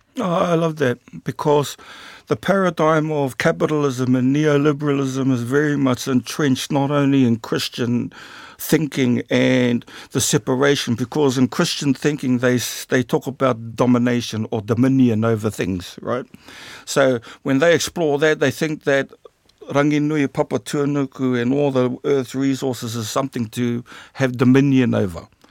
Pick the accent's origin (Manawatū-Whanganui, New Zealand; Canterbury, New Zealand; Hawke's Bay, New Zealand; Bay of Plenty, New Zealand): Manawatū-Whanganui, New Zealand; Rātana; I was also raised in Rātana Pā, a pan-tribal community